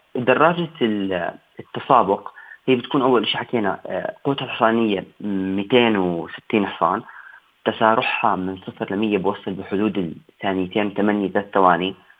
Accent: Jordan; عندنا بالأردن

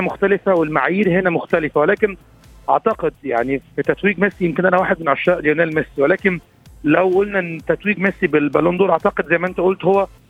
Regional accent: Egypt; كوني مصري

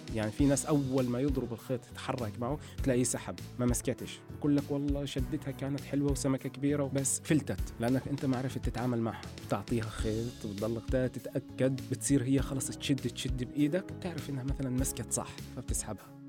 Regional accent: West Bank, Palestine; moved away; أنا من فلسطين من الضفة الغربية بالتحديد

